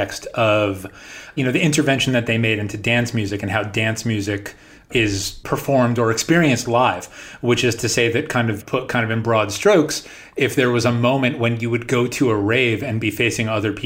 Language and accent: English; New York, United States; I grew up in New York and you would turn on 92.3